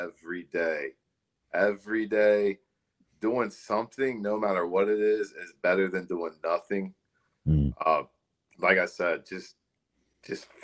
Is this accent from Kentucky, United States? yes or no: yes; Hebron, Kentucky, United States; growing up in Hebron, Kentucky